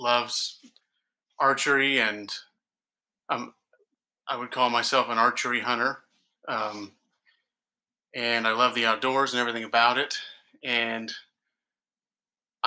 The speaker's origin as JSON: {"language": "English", "town": "Tulsa", "region": "Oklahoma", "country": "United States", "tie": "born or raised there", "also_born_or_lived": "California", "moved": "yes", "lives_now": "Wichita, United States", "said": "I grew up mostly in Oklahoma, northeastern Oklahoma, Tulsa area."}